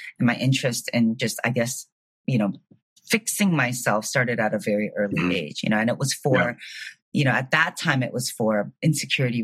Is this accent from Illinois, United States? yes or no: yes; Chicago, Illinois, United States; moved away as an adult; also born or lived in San Francisco; now in Miami, United States; I was born and raised in Chicago